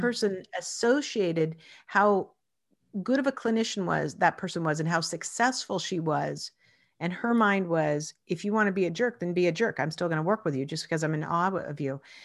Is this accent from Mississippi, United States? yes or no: no; Spokane, Washington, United States; I actually grew up in Spokane, Washington